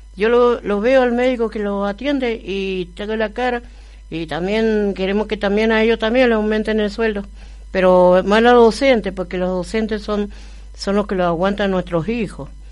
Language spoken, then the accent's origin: Spanish; Argentina; mi pueblo es Argentina pero yo mi pueblo es eh, allá donde nació mi familia, en Oruro